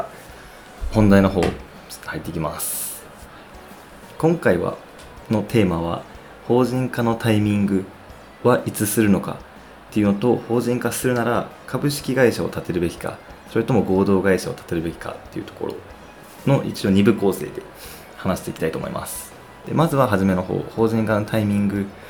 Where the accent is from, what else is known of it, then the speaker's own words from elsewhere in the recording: Osaka, Japan; now in Tokyo, Japan; ほぼ帰省していたので、ほとんど東京におらず、大阪にいて